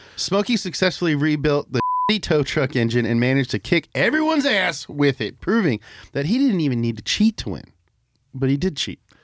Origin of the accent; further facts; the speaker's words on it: Kentucky, United States; also born or lived in Florida; I, like, split my childhood between Florida and Kentucky